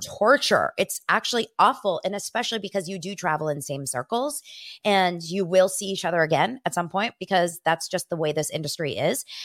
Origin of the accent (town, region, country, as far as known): Los Angeles, California, United States; born or raised there